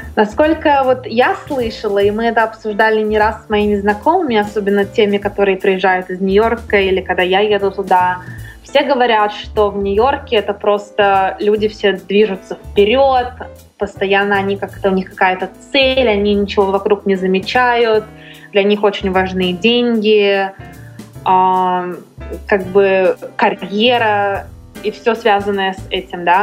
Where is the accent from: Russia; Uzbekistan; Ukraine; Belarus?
Russia; moved away as an adult; now in Los Angeles, United States; я сказала, из России